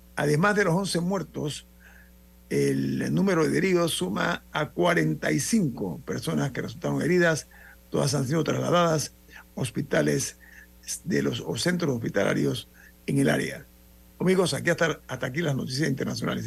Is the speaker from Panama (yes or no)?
yes; Panama; como panameño